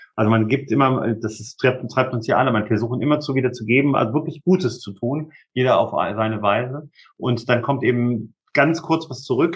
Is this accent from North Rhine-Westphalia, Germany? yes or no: no; Hameln, Lower Saxony, Germany; meine Heimatstadt Hameln